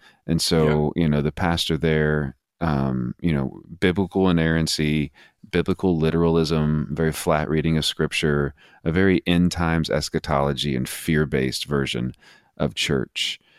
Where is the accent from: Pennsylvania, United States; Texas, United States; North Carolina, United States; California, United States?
Texas, United States; I grew up in West Texas, spent the bulk of my adult or young adult or adolescent life there.